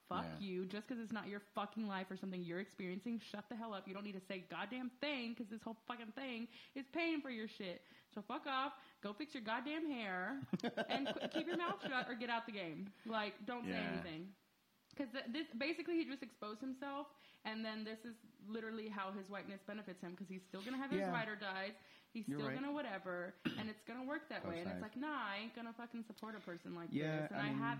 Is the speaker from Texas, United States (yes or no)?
yes; Dallas, Texas, United States; Dallas and I like rap, but I'm not that into him.